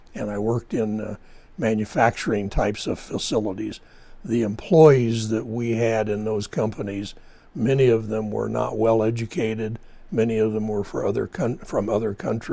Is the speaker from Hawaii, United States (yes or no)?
no; Lindsay, California, United States; Down in the valley between Fresno and Bakersfield, Lindsay, California